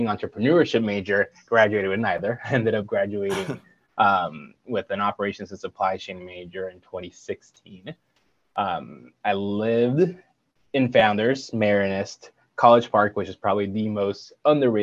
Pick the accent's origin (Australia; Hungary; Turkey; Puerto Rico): Puerto Rico; moved away; I'm from Puerto Rico, born and raised